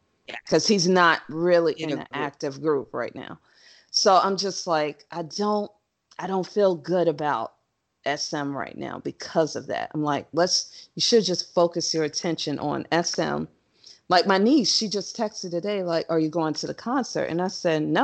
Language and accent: English; United States; I'm an American